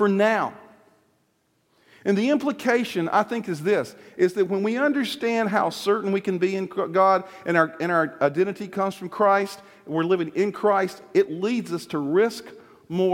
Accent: Virginia, United States; moved away; we use it in Virginia

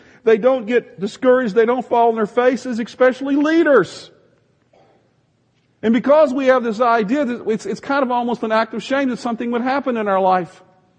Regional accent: the South, United States; Some of you think that that's cool because I came from the South

